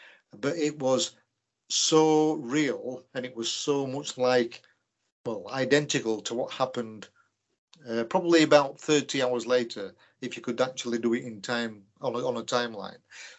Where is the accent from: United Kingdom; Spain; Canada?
United Kingdom; Leeds, Yorkshire and the Humber; From Yorkshire.